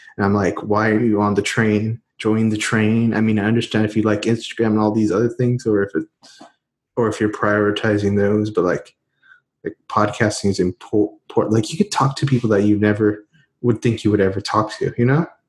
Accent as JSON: {"language": "English", "town": "Houston", "region": "Texas", "country": "United States", "said": "Houston, Texas"}